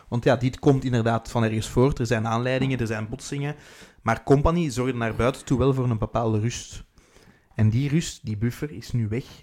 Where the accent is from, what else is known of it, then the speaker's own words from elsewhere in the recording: Ghent, East Flanders, Belgium; accent: Ghent; Dat is … die mijn Gens accent ja, we